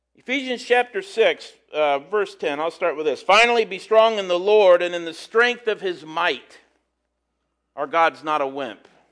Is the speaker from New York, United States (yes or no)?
no; St. Paris, Ohio, United States; People where I'm from